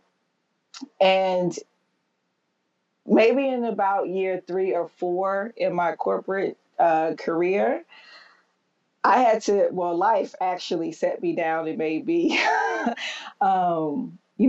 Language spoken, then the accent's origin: English; Texas, United States; moved away as an adult; now in New York City, United States; I grew up in Texas, where it was very, very rare to see a woman in church.